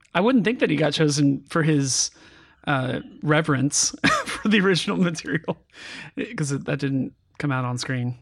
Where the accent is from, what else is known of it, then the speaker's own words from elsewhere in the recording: California, United States; I grew up in California